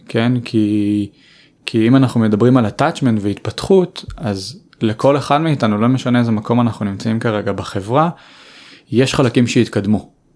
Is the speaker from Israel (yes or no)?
yes; Tel Aviv, Tel Aviv District, Israel; אני גדלתי בצפון תל אביב